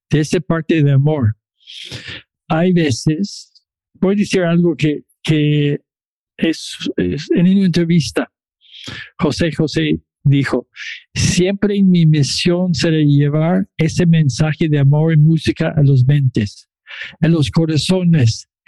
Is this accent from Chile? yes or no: yes; Chile; now in Toronto, Canada; Yo soy chileno de Toronto.